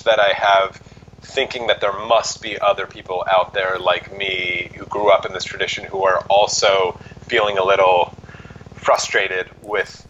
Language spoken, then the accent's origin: English; Allentown, Pennsylvania, United States; now in Brooklyn, United States; I grew up in Allentown, which is just a suburb outside of Philadelphia, New York